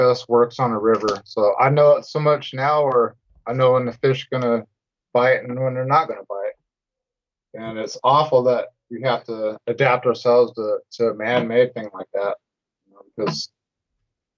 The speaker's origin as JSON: {"language": "English", "town": "Portland", "region": "Oregon", "country": "United States", "tie": "born or raised there", "said": "I grew up in Portland, so I was born and raised in Portland, Oregon"}